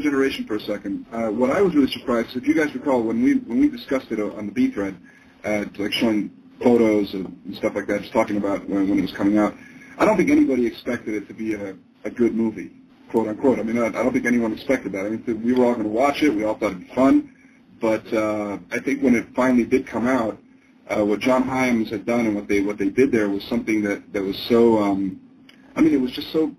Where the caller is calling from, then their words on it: Bolivia; I'm calling from Bolivia.